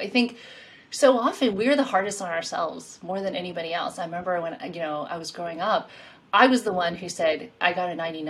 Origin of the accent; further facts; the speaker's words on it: Queens, New York, United States; And in my mind, I would think New York, because I'm from New York. I grew up in Queens.